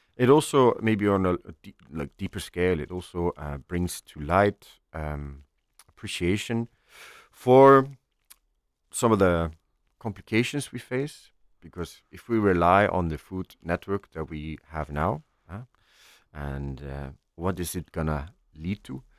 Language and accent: English; Iceland; moved away as an adult; I'm from Iceland, um, uh, which is a phenomenal country